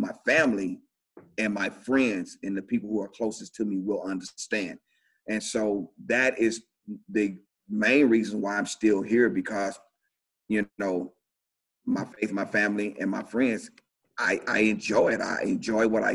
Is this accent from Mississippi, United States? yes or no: yes; Shannon, Mississippi, United States; moved away as an adult; now in Montgomery, United States; I grew up in a small town called Shannon, Mississippi